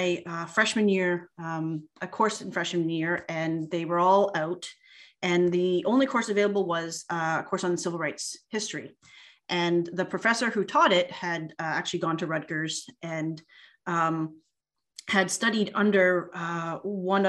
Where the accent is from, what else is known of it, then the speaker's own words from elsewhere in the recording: Canada; also born or lived in United States; I grew up here in Canada, but spent almost 10 years living and studying in the US